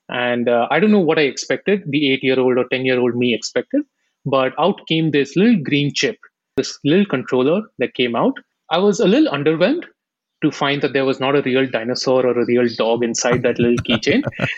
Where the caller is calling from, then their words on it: Bangalore, Karnataka, India; I am based out of India, Silicon Valley, Bangalore.